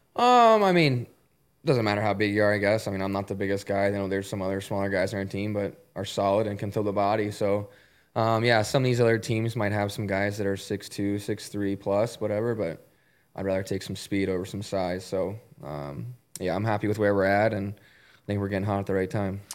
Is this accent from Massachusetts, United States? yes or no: no; Columbus, Ohio, United States; I grew up in Columbus